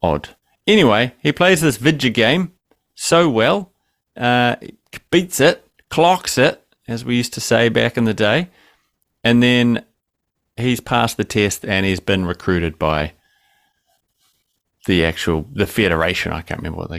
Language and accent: English; New Zealand; Growing up in New Zealand, we don't have – do we have trailer parks? Not really